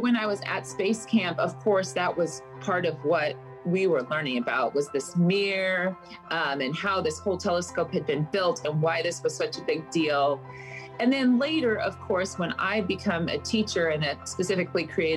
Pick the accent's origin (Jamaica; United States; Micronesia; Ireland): United States; Front Range of Colorado; also born or lived in Loveland / Fort Collins; Mostly I grew up along the whole Front Range of Colorado. I was born in Colorado Springs, but moved progressively northwards from Loveland to Fort Collins